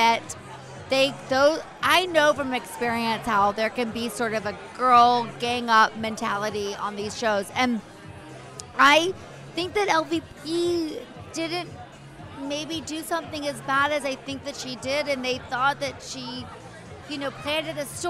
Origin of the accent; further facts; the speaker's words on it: the South, United States; I'm from the South